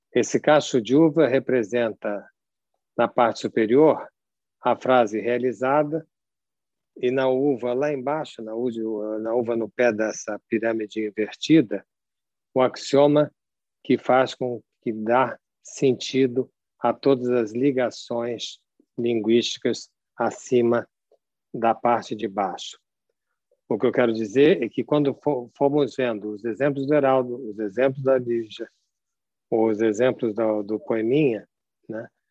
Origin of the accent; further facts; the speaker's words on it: São Paulo, Brazil; accent: partly Rio; eu sou paulista, embora tenha um sotaque com o pé no Rio, porque eu venho de uma mescla familiar